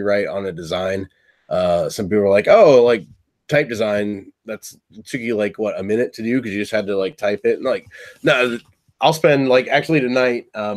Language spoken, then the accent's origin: English; Findlay, Ohio, United States; I'm from Findlay, which is like about 45 minutes south of Toledo